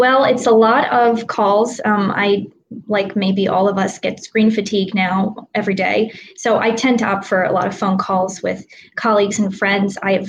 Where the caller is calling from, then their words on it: Ardmore, Pennsylvania, United States; I am calling in from Ardmore, Pennsylvania, so on the main line, as it's called, and I'm about 10 minutes from Villanova's campus and about in the opposite direction, 20 minutes from Philadelphia.